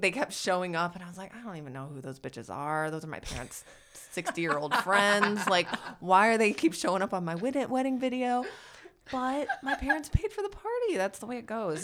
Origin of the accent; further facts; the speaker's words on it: Michigan, United States; now in Los Angeles, United States; my hometown in Michigan